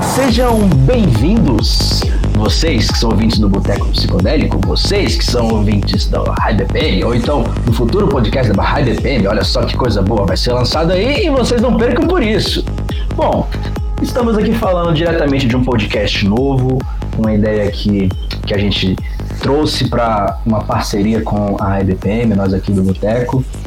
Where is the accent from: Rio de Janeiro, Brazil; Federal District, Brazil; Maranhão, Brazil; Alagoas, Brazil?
Federal District, Brazil; Brasília; eu sou aqui de Brasília, tenho 24 anos